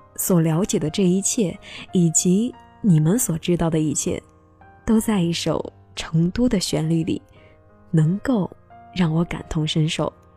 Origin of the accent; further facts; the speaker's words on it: Chengdu, Sichuan, China; 我来自于成都